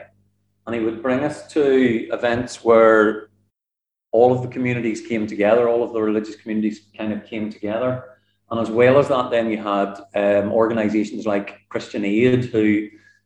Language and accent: English; Northern Ireland, United Kingdom; I was from Northern Ireland